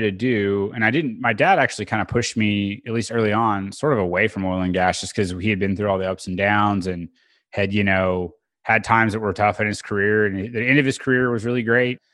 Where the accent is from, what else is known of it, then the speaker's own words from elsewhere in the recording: Bixby, Oklahoma, United States; also born or lived in Edmond, Oklahoma; now in Oklahoma City, United States; I was born in Tulsa, grew up in South Tulsa, Bixby is the name of the town, and it's a suburb of Tulsa